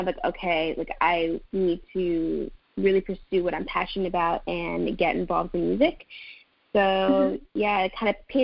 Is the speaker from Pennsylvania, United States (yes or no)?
no; Maryland, United States; in high school, I'm from Maryland, so in high school in Maryland